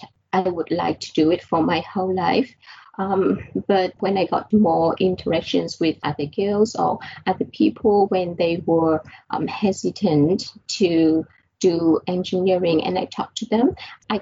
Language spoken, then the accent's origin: English; Vietnam; moved away; I was born in Vietnam, and in fact, my dad, he worked at a university, and I got the chance to go to the lab with him.